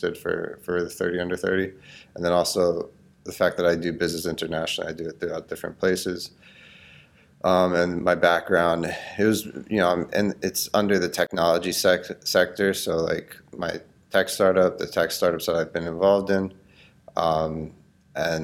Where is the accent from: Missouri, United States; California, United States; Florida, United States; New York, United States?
Florida, United States; Cooper City; I grew up in Cooper City, Florida